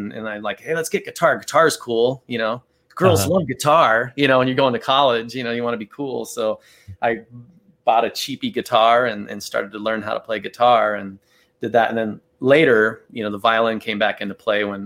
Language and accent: English; Tucson, Arizona, United States; So I was born and raised in Tucson, Arizona. So I've always lived here in Tucson